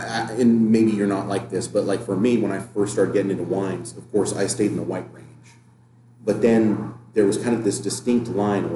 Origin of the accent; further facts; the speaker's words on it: United States; We're American